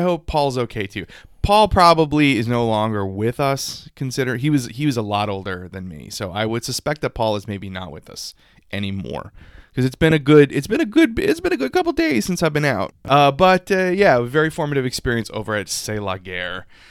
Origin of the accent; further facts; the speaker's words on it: South Louisiana, United States; I grew up in South Louisiana, so we had ditches in our schoolyard.